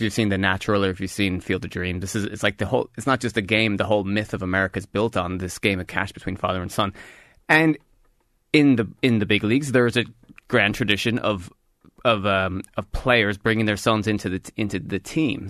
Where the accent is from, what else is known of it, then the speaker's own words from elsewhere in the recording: United States; As an American